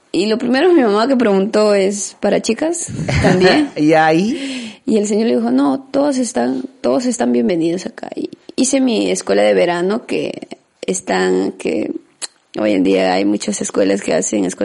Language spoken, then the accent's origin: Spanish; Amazonas, Peru; now in Lima, Peru; yo vine de Amazonas por necesidades económicas. No vine porque realmente quería ser futbolista.